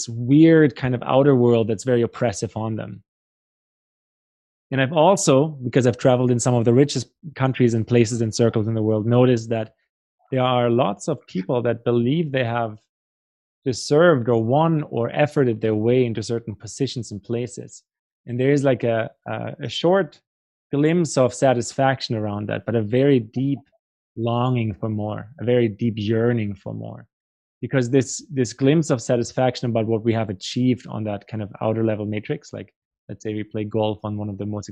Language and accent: English; Germany; also born or lived in Paraguay / Brazil; now in Canada; I grew up in Germany myself and live in Canada now